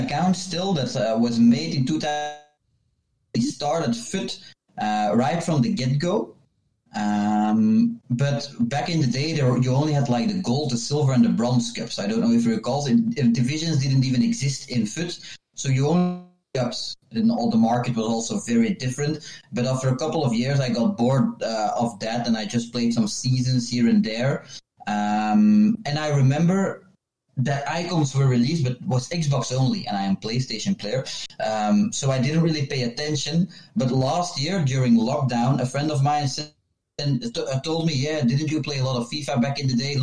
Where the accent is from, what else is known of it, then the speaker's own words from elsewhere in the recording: Flemish-speaking part of Belgium, Flanders, Belgium; I'm from Belgium, from the Flemish-speaking part of Belgium.